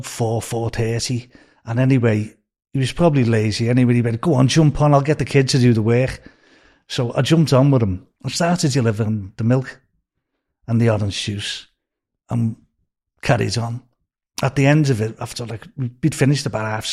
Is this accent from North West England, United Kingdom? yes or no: yes; Liverpool, North West England, United Kingdom; moved away as an adult; also born or lived in Beverly Hills; now in California, United States; I was born in Scotland Road